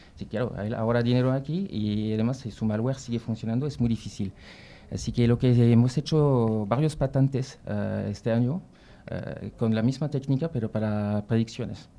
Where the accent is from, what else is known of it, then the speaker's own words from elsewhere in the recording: Brittany, near Nantes, Pays de la Loire, France; Spanish is a second language; moved away; also born or lived in Paris; estoy de Francia, de, Bretaña, que casi eh, un poquito cerca de Nantes, por los que conocen Francia, el país de Loira